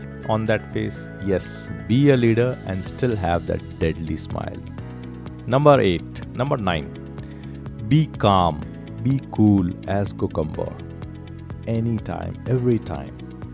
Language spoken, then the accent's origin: English; India; as an Indian